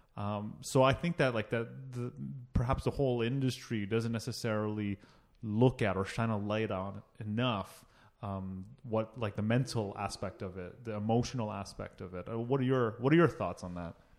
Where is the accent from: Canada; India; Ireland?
Canada; Toronto, Ontario; also born or lived in Oakville; I was born in Toronto